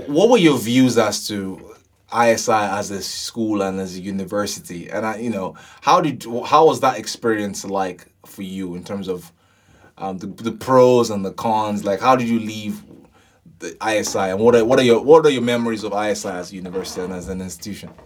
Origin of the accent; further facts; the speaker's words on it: Ibadan, Oyo, Nigeria; moved away; We grew up in Ibadan